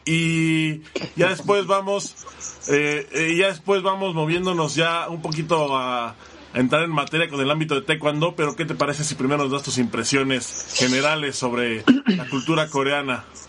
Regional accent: Mexico; como mexicanos

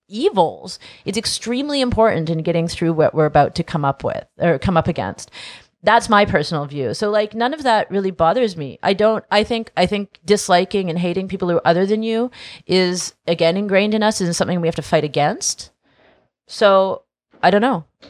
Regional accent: West Coast, United States; Because we're both from the West Coast. Yeah. I grew up with them.

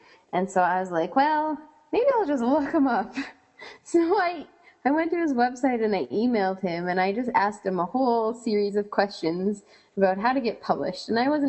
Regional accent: Canada

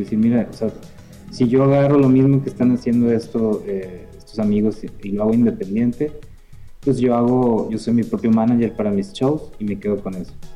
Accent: northern Mexico, Mexico; de acá del norte éramos

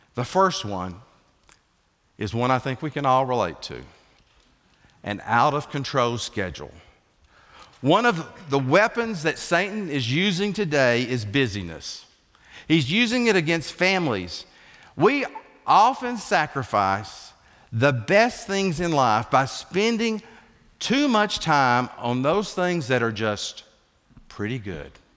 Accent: Ocoee River, Appalachian Mountains, Tennessee, United States; moved away; God's country is the Appalachian Mountains, and I grew up right off the Okoye River

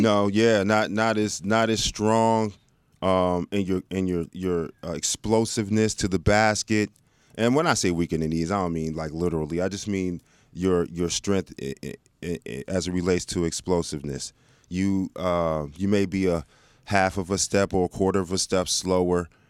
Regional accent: Dallas, Texas, United States; moved away; I grew up in Dallas

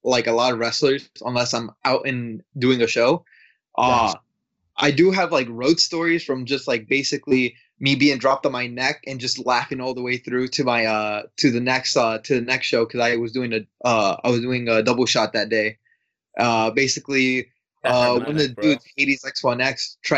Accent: Chicago, Illinois, United States; I'm from Chicago, based around Chicago

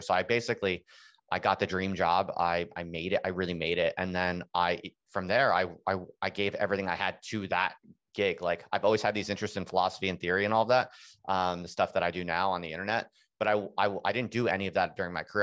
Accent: United States; moved away as an adult; also born or lived in England; I'm an American, and, uh, my wife's an American, and we had moved to England just to, to do the job

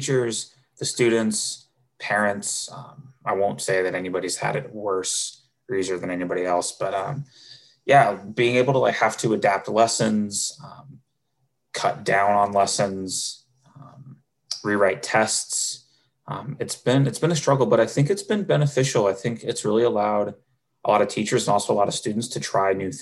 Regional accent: Camas, Washington, United States; moved away as an adult; now in Seattle, United States; I grew up in Camas, very similar to Mercer Island, smaller community

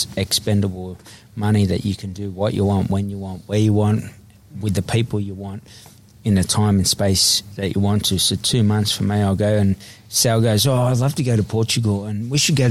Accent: Sydney, New South Wales, Australia; I grew up in Eveleigh Street, Redfern, the most notorious street on Australia's history as such.

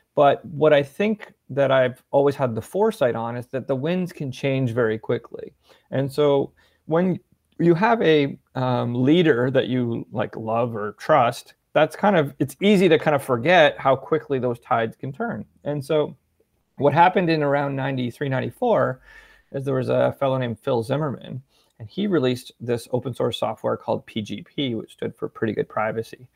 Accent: Ontario, Canada; also born or lived in Peterborough, Ontario / Ottawa, Ontario; I grew up in Ontario, um, kinda split between Peterborough and Ottawa, Ontario

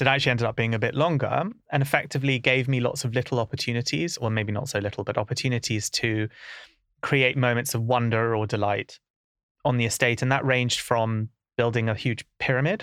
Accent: London, United Kingdom; growing up in Camden was, you know, it's a very diverse place

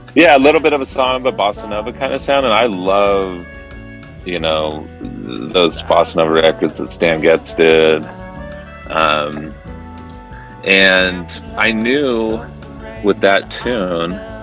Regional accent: Irvine, California, United States; moved away as an adult; also born or lived in Newport Beach / San Francisco; I grew up in uh, Southern California in Irvine and then Newport Beach.

